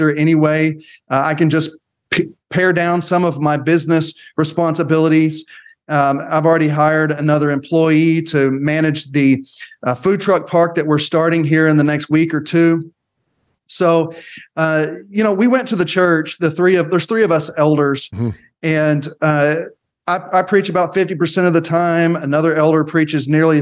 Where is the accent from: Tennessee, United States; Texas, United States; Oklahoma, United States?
Oklahoma, United States; Elgin; I grew up in Elgin, my people are in Southwest Oklahoma